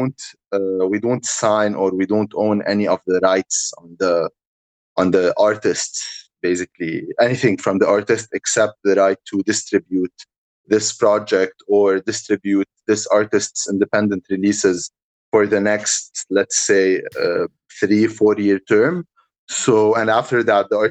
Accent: Lebanon; There's like five WhatsApp places in my hometown

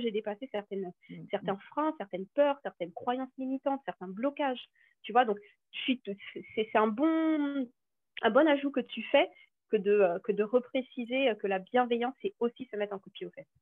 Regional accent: French Guiana; je suis originaire de la Guyane

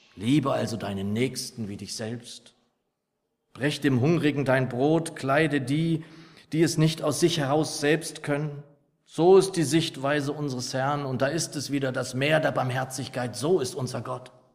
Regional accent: Lower Saxony, Germany; als ich noch ein Junge war, so in meiner Heimatgemeinde in Niedersachsen

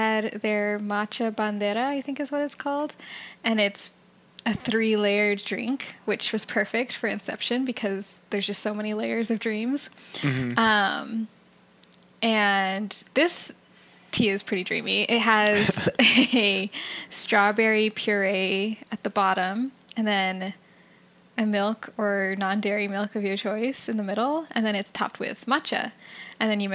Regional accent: South Pasadena, California, United States; South Pasadena, my hometown

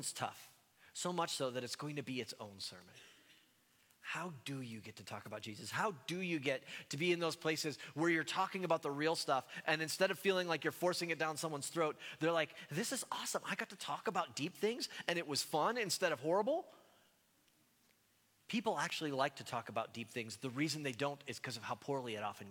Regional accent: Cleveland, Ohio, United States; I'm from Ohio, and being from the state of Ohio, I root for teams from Ohio. And so, especially being from Cleveland

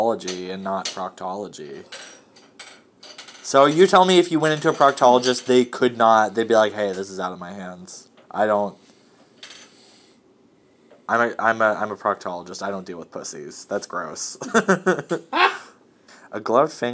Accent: Boston, Massachusetts, United States; I'm from Boston.

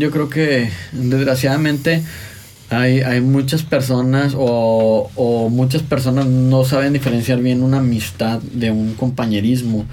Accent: Mexico; nosotros como mexicanos

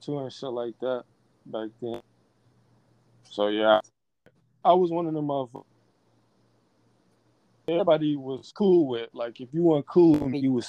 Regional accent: Chicago, Illinois, United States; growing up in Chicago.

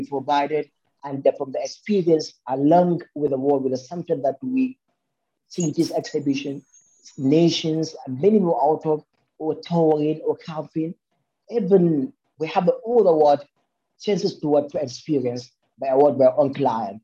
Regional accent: Nigeria; born or raised there

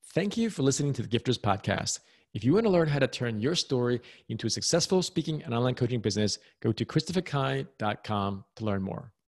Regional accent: New York, United States; I was born and raised in the U S. I'm American, very proud American

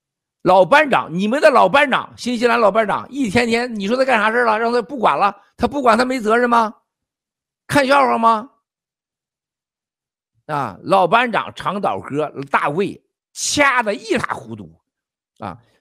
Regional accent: China; 因为我们中国人已经跟都被诅咒了

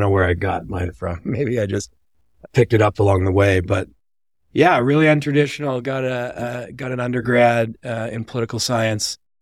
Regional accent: Vancouver, British Columbia, Canada; moved away as an adult; also born or lived in Nassau, Bahamas / Denver; behind me is Vancouver. That's where I grew up.

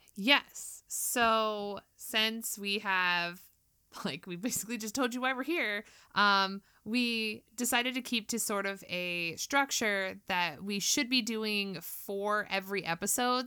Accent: California, United States; I'm also from California. Um, I still live here, though

